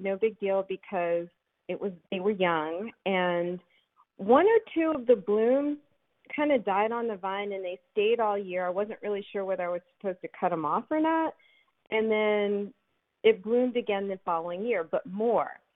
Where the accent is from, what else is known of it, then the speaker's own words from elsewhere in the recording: Philadelphia, Pennsylvania, United States; moved away as an adult; now in Alexandria, United States; I grew up in Philadelphia